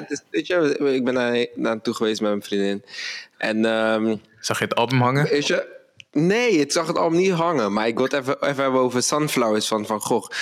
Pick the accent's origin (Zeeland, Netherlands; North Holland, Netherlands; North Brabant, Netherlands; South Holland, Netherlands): South Holland, Netherlands; Rotterdam; moved away as an adult; now in Amsterdam, Netherlands; We komen allebei uit Rotterdam. Ik woon nu in Amsterdam